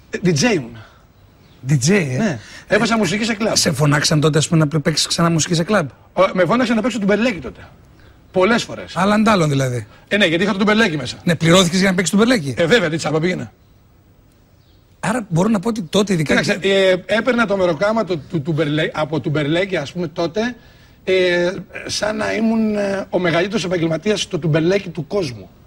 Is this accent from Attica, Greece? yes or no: no; Nea Nikomideia, Central Macedonia, Greece; είμαι 30 χρονών και είμαι από τη Νέα Νικομίδια Εμαθίας.